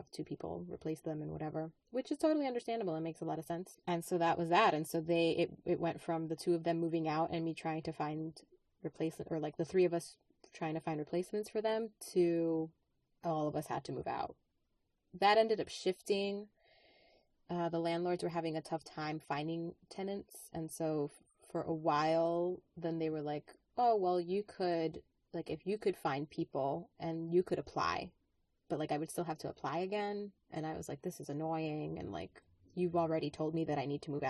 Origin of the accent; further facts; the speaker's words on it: New York, United States; moved away; I grew up in New York